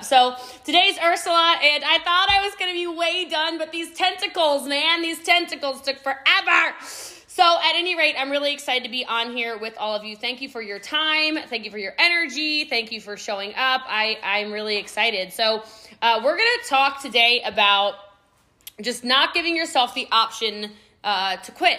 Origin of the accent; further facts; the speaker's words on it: Middletown, Maryland, United States; now in Frisco, United States; I am from Middletown, Maryland, y'all. Okay. I live in Texas now. I live in Frisco, Texas